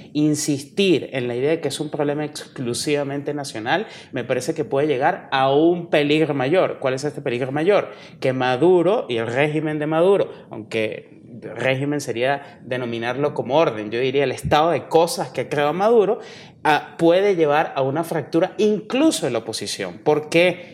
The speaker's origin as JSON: {"language": "Spanish", "country": "Venezuela", "said": "Yo como venezolano"}